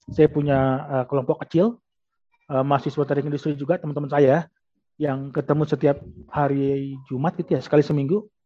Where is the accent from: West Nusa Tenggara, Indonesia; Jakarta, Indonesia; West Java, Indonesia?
West Nusa Tenggara, Indonesia; Lombok; saya besar di Lombok, jadi daerah wisata.